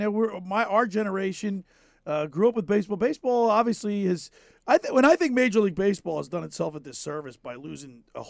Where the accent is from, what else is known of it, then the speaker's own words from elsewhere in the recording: Ocean City, New Jersey, United States; Growing up in Ocean City